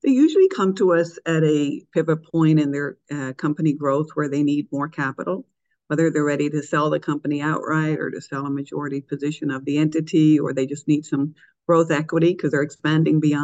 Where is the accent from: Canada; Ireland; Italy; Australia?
Ireland; Dublin, Leinster; moved away as an adult; also born or lived in New York City; now in United States; I'm actually from Dublin, Ireland. So I'm an immigrant to the U.S. I moved here after graduating from University College of Dublin in 1994 to New York City from Dublin